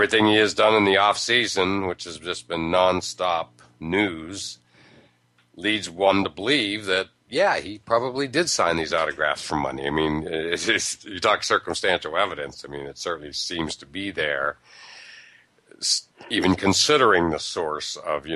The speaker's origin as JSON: {"language": "English", "region": "Pennsylvania", "country": "United States", "tie": "born or raised there", "said": "growing up in Pennsylvania"}